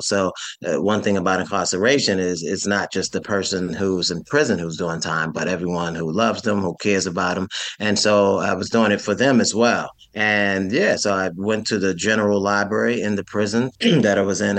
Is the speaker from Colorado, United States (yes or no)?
no; New York City, New York, United States; So I'm from New York City. I grew up in a rough section of Brooklyn, one of the five boroughs.